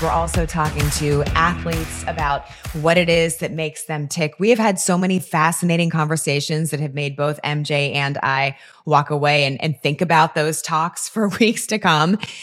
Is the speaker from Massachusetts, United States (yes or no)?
no; Virginia, United States; as a girl growing up in Virginia